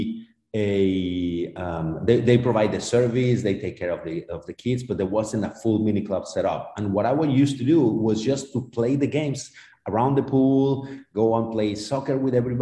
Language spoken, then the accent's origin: English; Mexico City, Mexico; I was born in Mexico City, and I was living in Mexico City